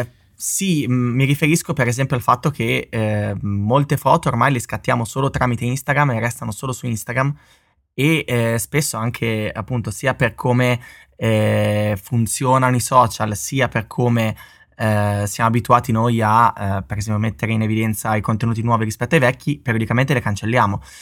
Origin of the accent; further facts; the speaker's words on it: Bologna, Emilia-Romagna, Italy; di Bologna come me